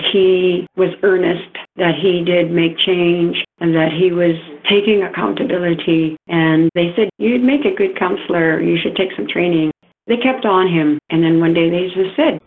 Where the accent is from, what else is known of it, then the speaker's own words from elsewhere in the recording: Lillooet, British Columbia, Canada; I come from the Lillooet Nation, and that is just about 30 minutes north of Whistler in BC.